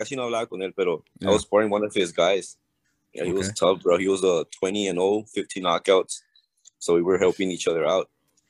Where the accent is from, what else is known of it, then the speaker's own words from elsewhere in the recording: Laredo, Texas, United States; I'm a kid from South Laredo, bro. I mean, I'm from South Laredo